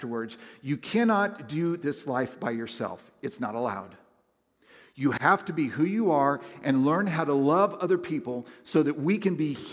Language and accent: English; the Northwest, Pacific Northwest, United States; moved away; I growing up in the Northwest, it's a very spiritual place